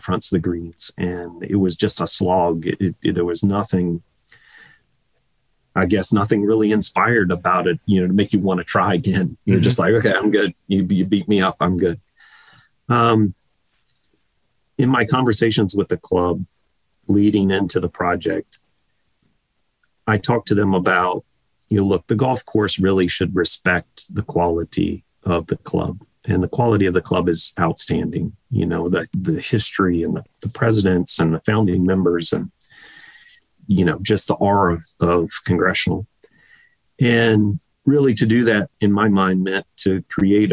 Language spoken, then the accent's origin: English; Virginia, United States; growing up in Virginia